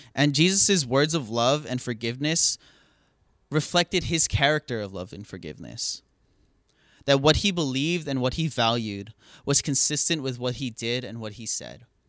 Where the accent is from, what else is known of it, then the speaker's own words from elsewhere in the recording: Hawaii, United States; moved away as an adult; now in California, United States; growing up in Hawaii